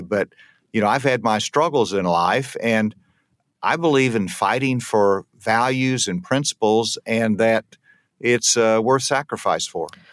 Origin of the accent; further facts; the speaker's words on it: Arkansas, United States; my home state